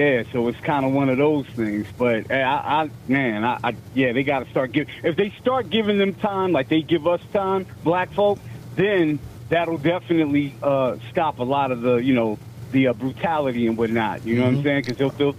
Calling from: Pasadena, California, United States; Oh, man, it's … from Pasadena, man.

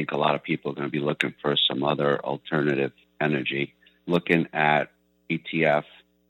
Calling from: New Jersey, United States; I'm calling from New Jersey.

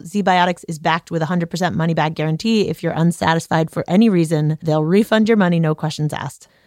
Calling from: London, United Kingdom; I'm calling from London.

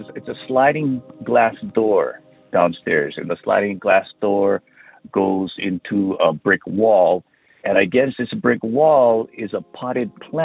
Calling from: Big Island of Hawaii, United States; I'm calling from the Big Island of Hawaii.

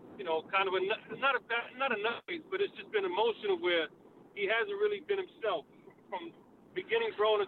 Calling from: New York, United States; from New York.

